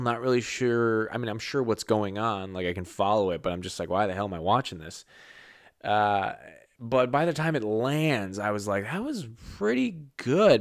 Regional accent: New England, United States; I'm not from New York. I'm not a New Yorker. Never got a chance to be a New Yorker. Uh, I, am from New England

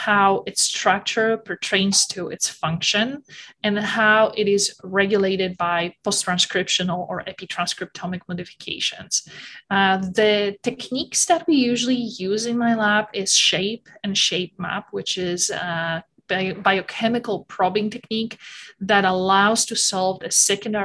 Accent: Bydgoszcz, Kuyavian-Pomeranian Voivodeship, Poland; moved away as an adult; also born or lived in Illinois, United States; now in Auburn, United States; I come from Poland, from Bydgoszcz, Poland. I came to the United States 17 years ago.

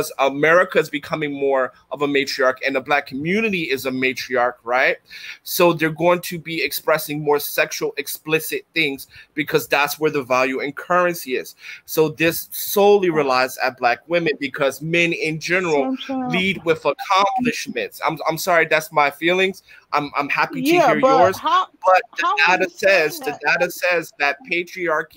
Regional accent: Philadelphia, Pennsylvania, United States; moved away; I'm from North Philadelphia, the hood, Strawberry Mansion

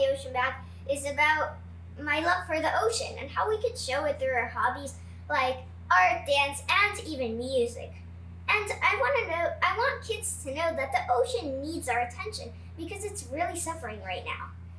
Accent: Miami, Florida, United States; also born or lived in Ukraine; I'm from Miami, and I love living here because I get to grow up right by the beach.

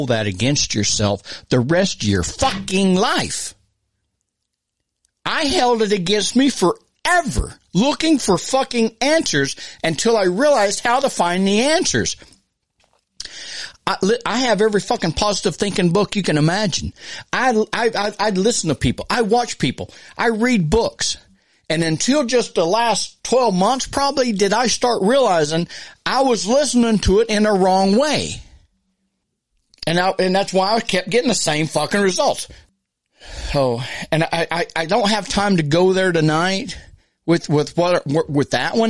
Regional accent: United States; we as American humans

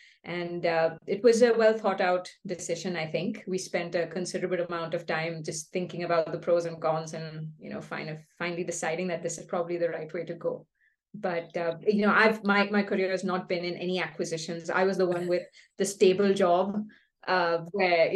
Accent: Bangalore, Karnataka, India; moved away as an adult; also born or lived in California; we're both from Bangalore. We're born and brought up here

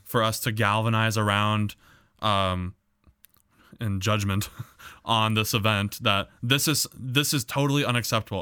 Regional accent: United States; as an American

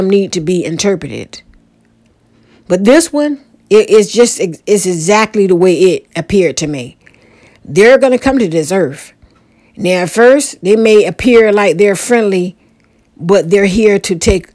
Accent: Portsmouth, Virginia, United States; my old neighborhood that I grew up in Portsmouth, Virginia, in a neighborhood called Mount Hermon

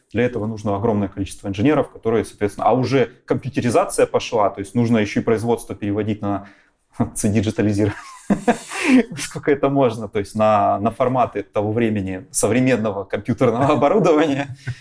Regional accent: Kharkiv, Kharkiv Oblast, Ukraine; moved away as an adult; also born or lived in Magdeburg, Germany / Donetsk; now in Katowice, Poland; Два года оказываюсь я в городе Харькове вместе с семьей. Ну и уже дальше этот город остается моим родным городом на долгие годы вплоть до сегодняшнего момента

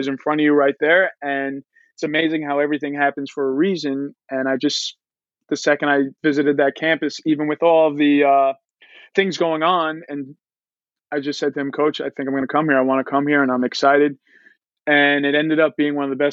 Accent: Long Island, New York, United States; I am from Long Island, played for a really good, credible program over here at St. Dominic's High School

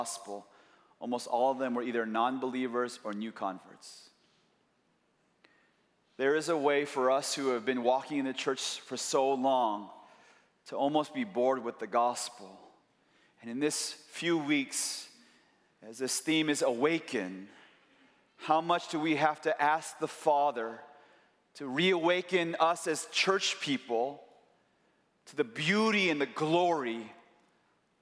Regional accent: Chicago, Illinois, United States; I'm from Chicago

